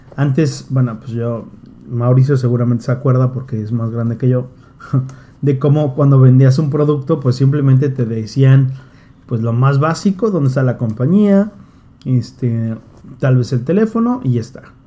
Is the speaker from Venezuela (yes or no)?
no; Mexico; en México vamos un poco